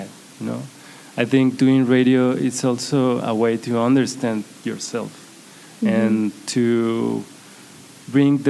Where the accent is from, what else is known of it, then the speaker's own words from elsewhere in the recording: Guadalajara, Jalisco, Mexico; English is a second language; also born or lived in Tijuana; Guadalajara, my hometown